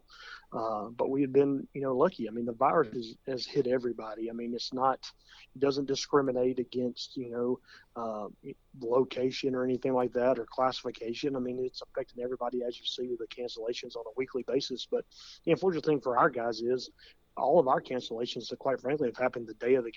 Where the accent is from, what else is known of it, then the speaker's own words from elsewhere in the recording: Williamson County, Tennessee, United States; growing up in Williamson County